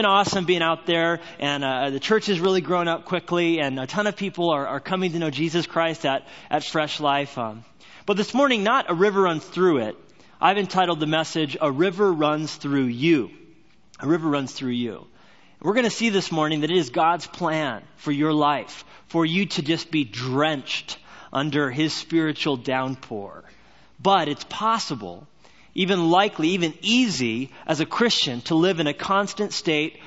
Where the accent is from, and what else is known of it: Albuquerque, New Mexico, United States; born or raised there; also born or lived in Orange County, California; now in Whitefish, Montana, United States